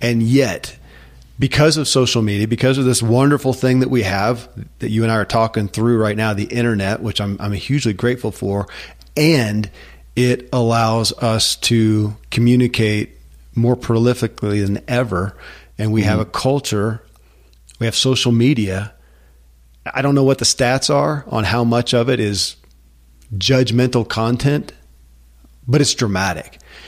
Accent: United States; I grew up in America and I wasn't taught that that is an actual focal point.

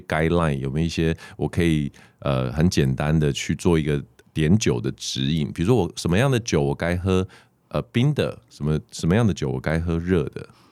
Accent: Taiwan; 我们台湾人

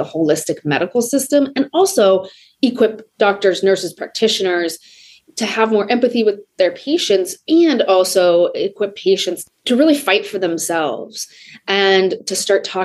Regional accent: Des Moines, Iowa, United States; I grew up in Des Moines, Iowa.

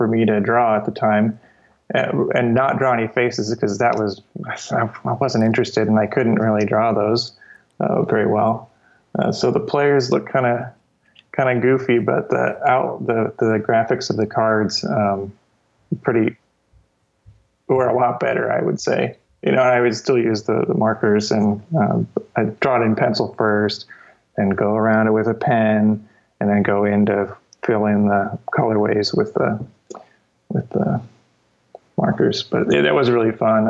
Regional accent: Cedar Rapids, Iowa, United States; I grew up in Iowa, and Cedar Rapids, Iowa

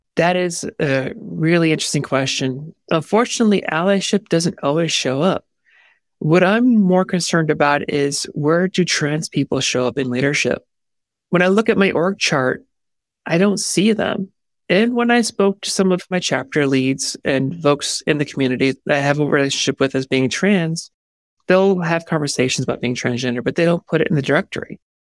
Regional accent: New York, United States; I am from New York

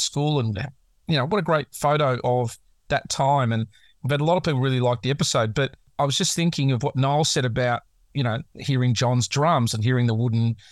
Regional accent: Australia; as an Aussie

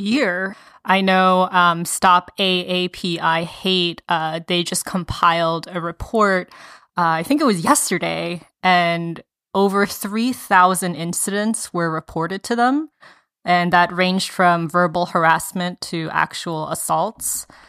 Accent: Atlanta, Georgia, United States; moved away; I went to middle school and high school in in the metro Atlanta area

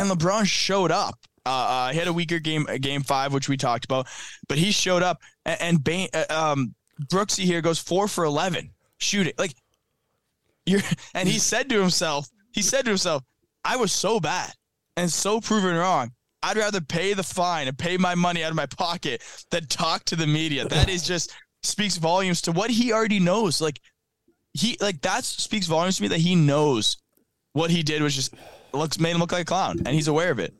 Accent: Canada; I'm Canadian

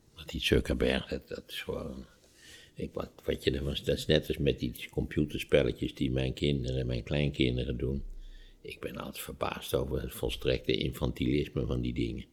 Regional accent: Netherlands; als Nederlanders

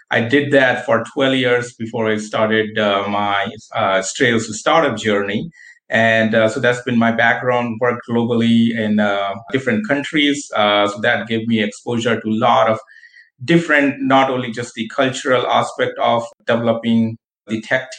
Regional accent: India; moved away as an adult; also born or lived in United States; now in Buffalo, United States; I'm born and raised in India

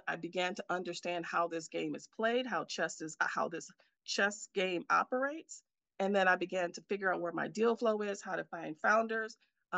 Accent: Milwaukee, Wisconsin, United States; moved away as an adult; now in Silicon Valley, United States; I'm here in my hometown of Milwaukee, Wisconsin

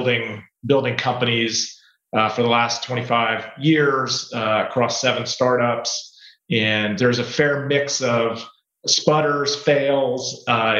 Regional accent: West Virginia, United States; growing up in West Virginia

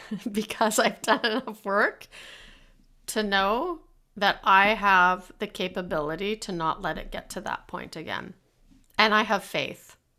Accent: Canada; being Canadian

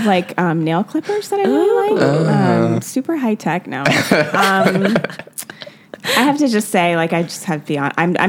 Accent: Jamaica; Like I was working on this joke about being Jamaican and how everyone's always asking me to do the accent.

